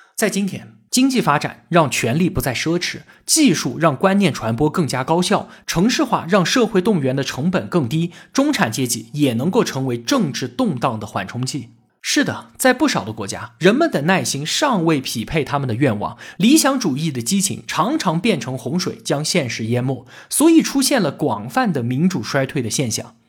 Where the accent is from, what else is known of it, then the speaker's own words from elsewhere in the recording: China; 我们中国人